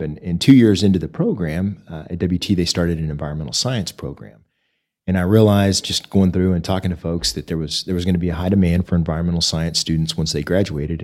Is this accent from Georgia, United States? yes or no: no; Oklahoma City, Oklahoma, United States; moved away as an adult; now in Amarillo, United States; I grew up in Oklahoma City